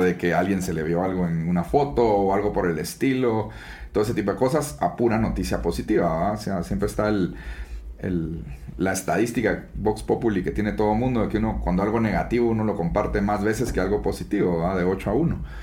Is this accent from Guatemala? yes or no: yes; Guatemala; soy guatemalteco 100%